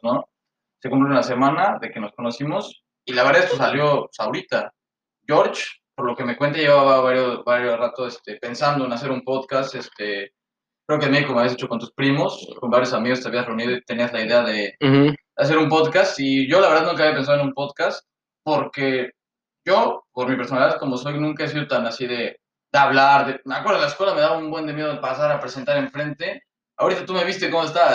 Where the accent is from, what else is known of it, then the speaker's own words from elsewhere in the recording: Mexico City, Mexico; now in Canada; somos un chilango y un poblano. Yo soy el chilango